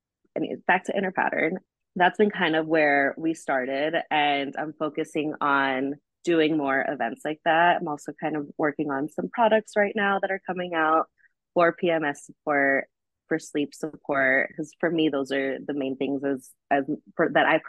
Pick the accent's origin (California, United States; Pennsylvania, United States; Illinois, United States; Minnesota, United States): California, United States; Los Angeles; moved away; LA, my hometown